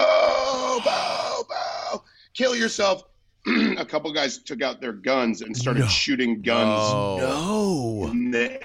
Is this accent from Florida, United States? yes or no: yes; Florida, United States; I'm from Florida, so I'm friends with a lot of Miami gays.